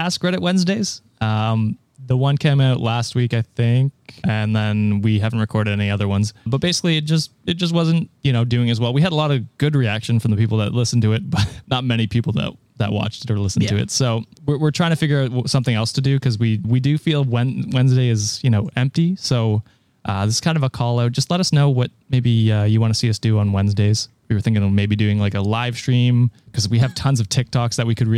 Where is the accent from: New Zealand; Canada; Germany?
Canada; being a Canadian content creator